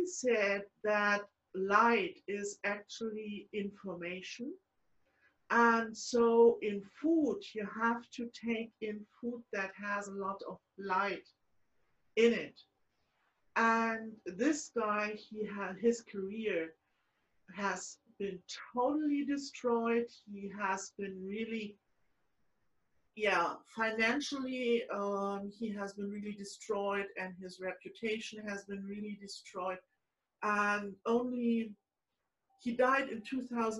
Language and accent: English; Frankfurt, Hesse, Germany; born in 1938 in my hometown, Frankfurt